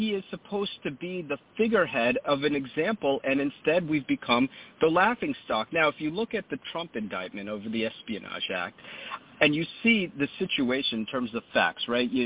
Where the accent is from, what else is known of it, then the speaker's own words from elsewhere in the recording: New Jersey, United States; my home state of New Jersey